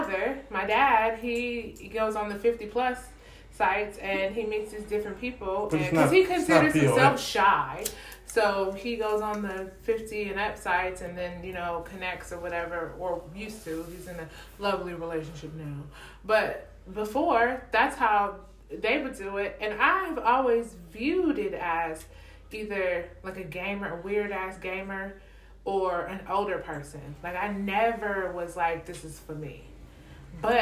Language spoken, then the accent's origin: English; the Bay Area, California, United States; I'm from the Bay